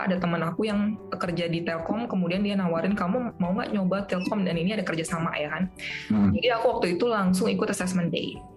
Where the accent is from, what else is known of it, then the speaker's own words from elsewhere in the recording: Aceh, Indonesia; Tapi apakah ada juga pertanyaan, Kak, aku dari Aceh mungkin nggak sih aku ditempatkan di Aceh mungkin banget.